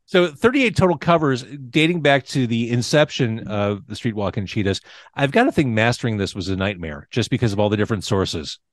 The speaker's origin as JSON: {"language": "English", "region": "Illinois", "country": "United States", "tie": "born or raised there", "said": "growing up in Illinois"}